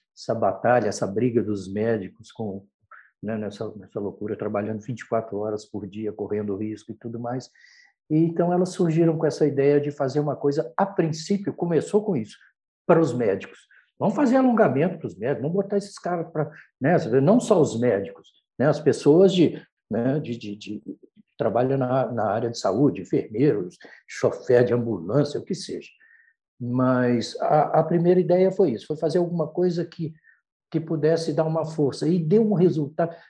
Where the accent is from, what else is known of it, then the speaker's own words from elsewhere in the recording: Brazil; o fato de ser brasileiro também, nós somos brasileiros